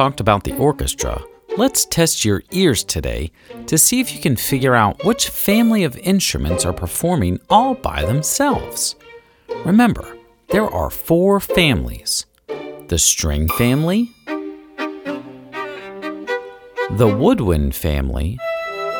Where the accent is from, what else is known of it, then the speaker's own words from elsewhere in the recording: Pittsburgh, Pennsylvania, United States; I'm from Pittsburgh